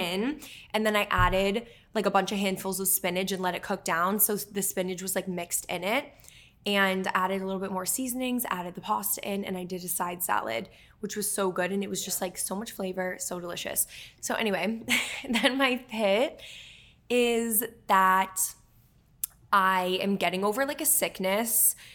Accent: Dennis, Massachusetts, United States; moved away as an adult; also born or lived in Falmouth, Massachusetts / Bridgewater, Massachusetts; Emma and I grew up on Cape Cod

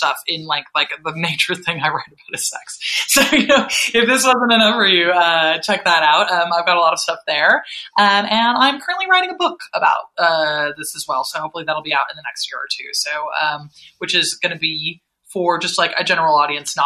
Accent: Seattle, Washington, United States; accent: American; moved away as an adult; now in United Kingdom; I'm from Seattle

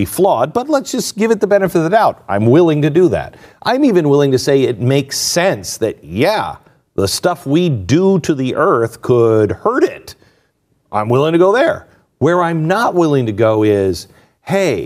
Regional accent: Pacific Northwest, United States; I grew up in the Pacific Northwest

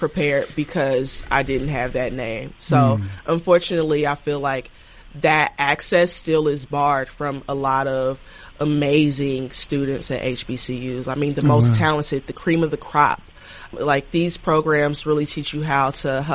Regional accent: Dayton, Ohio, United States; moved away as an adult; also born or lived in Washington, D.C. / New York City; I grew up in Dayton, Ohio, you know, small Midwest city

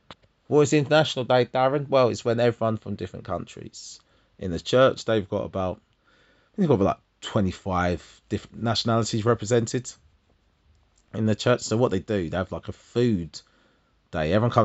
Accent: London, United Kingdom; …, one of London 10.

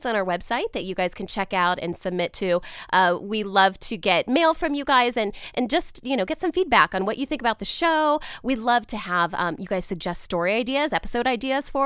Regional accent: Ohio, United States; moved away; I am an Ohio native

